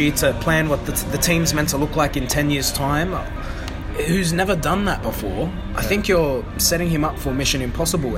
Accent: Australia; we come from Australia

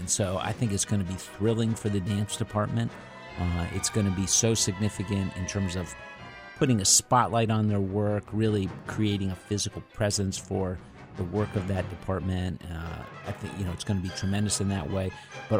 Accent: Midwest, United States; I grew up in the Midwest. My family moved around a bit. I identify as a Midwesterner for sure

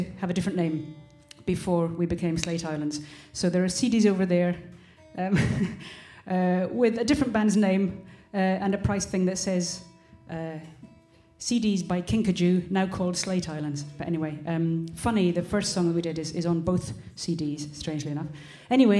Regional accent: West Highlands of Scotland, United Kingdom; I'm from the West Highlands of Scotland

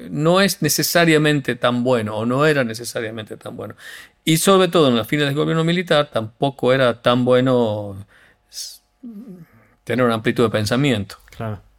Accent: Tucumán, Argentina; accent: Tucumán; yo cuando voy a España, como sé que los argentinos no, no nos quieren, pelo mi acento tucumano más prístino

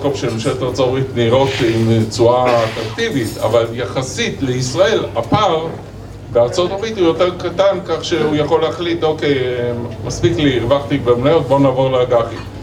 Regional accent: Israel; בהסתכלות שלנו כישראלים

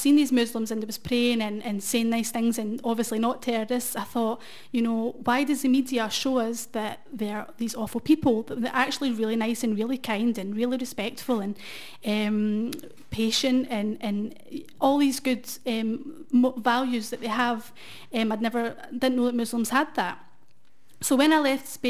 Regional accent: Glasgow, Scotland, United Kingdom; born and raised in Glasgow

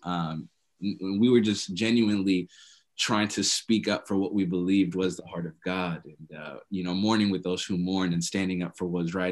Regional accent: Minnesota, United States; I'm from Minnesota

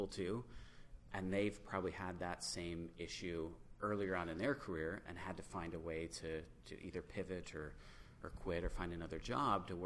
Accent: near Lansing, Michigan, United States; now in Grand Rapids, United States; I grew up near Lansing

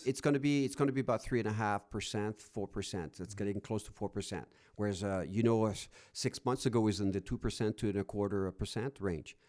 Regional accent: Rouyn-Noranda, Quebec, Canada; now in Alberta, Canada; I went to my hometown in Quebec, uh, Noranda

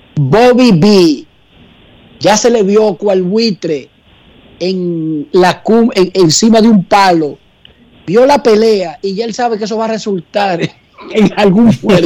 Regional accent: Dominican Republic

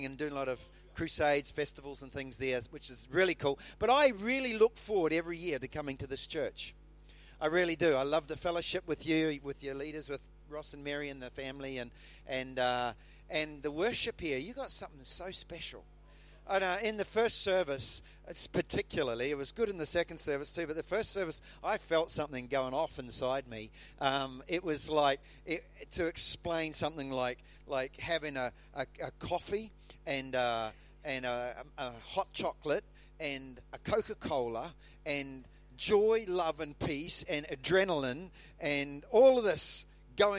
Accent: New Zealand; moved away; when I grew up in New Zealand, I used to light the bonfire.

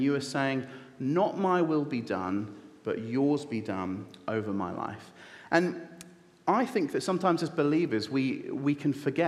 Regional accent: United Kingdom; I am a British citizen with a British passport. It is my birthright to be here

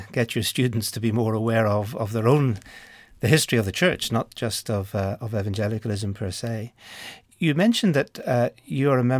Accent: Ireland; I come from Ireland

